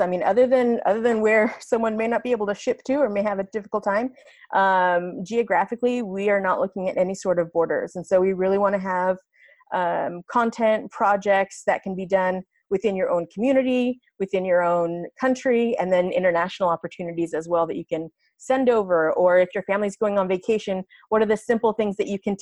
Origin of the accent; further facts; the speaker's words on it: San Francisco Bay Area, California, United States; moved away as an adult; I was born and raised in the San Francisco Bay Area, and so I saw, you know, firsthand for 20 years that I lived there